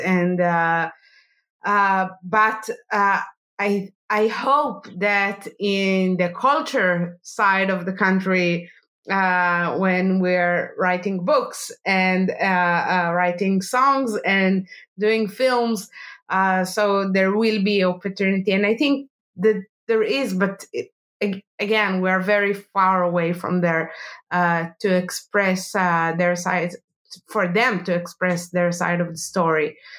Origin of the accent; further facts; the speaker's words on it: Jerusalem, Jerusalem District, Israel; I was born in Jerusalem, and uh, all my childhood I I, uh, I you know I, I lived between uh, bomb attacks